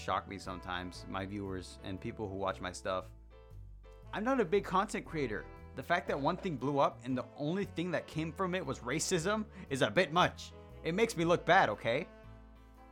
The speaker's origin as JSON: {"language": "English", "country": "Mexico", "accent": "Mexican", "said": "If you couldn't tell by my fucking accent when I speak and I get angrier. For some reason, the angrier I get, the more Mexican I get."}